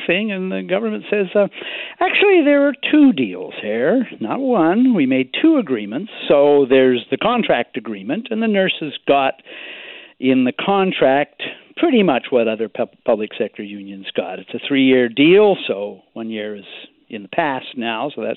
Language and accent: English; British Columbia, Canada; as British Columbians